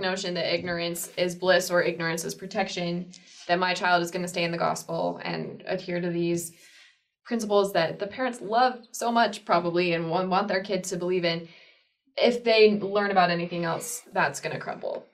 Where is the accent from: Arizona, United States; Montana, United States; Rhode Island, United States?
Arizona, United States; I was raised in Arizona and I from a small town, 5,000 people